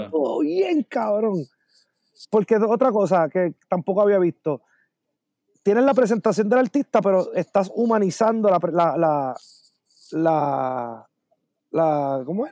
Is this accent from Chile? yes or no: no; Puerto Rico; como todo puertorriqueño